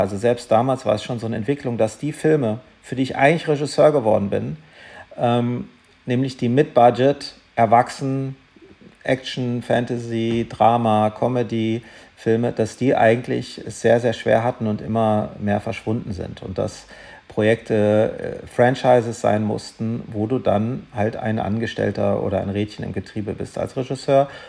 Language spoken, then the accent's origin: German; Germany; also born or lived in Darmstadt; ich war ein bisschen der Exot als Deutscher